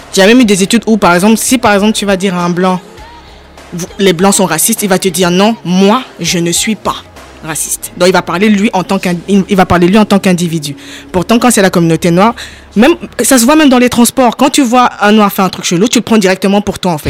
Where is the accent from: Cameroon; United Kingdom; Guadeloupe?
Cameroon; moved away as an adult; now in France; je suis née, j'ai grandi au Cameroun, je suis en France depuis, depuis 2010